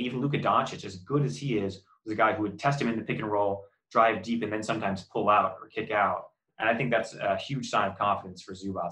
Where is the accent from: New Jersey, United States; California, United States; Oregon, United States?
Oregon, United States; now in Los Angeles, United States; I'm a transplant too. I'm from Oregon. I'm not from LA originally